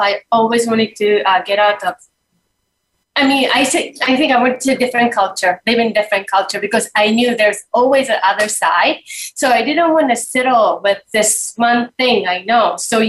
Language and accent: English; Japan; And I grew up in Japan, but my mother was not, you know, had a completely different, you know, cultural background.